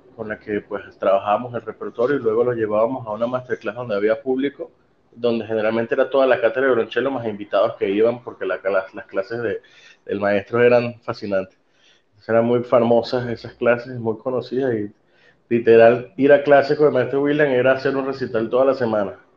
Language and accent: Spanish; Venezuela; moved away; mi formación fue en mi país, mi país Venezuela, eh, mi país de origen